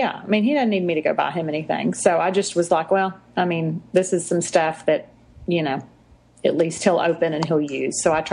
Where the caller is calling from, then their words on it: Texas, United States; weather is down here. It's hot. It's yeah. always hot. I'm in Texas. I don't want to talk about where my accent came from.